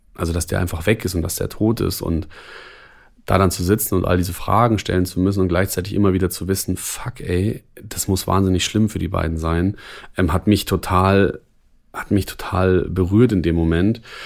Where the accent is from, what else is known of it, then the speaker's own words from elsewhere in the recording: Germany; hier bei uns in Deutschland